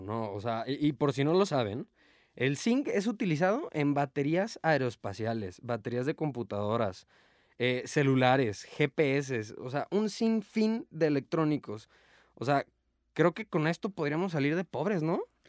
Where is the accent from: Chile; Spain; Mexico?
Mexico; Nosotros mexicanos